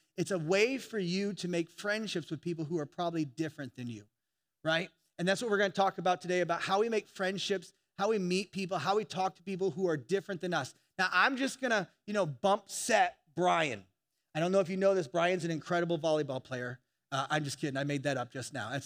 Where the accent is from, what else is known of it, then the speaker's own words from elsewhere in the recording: Indiana, United States; I'm from Indiana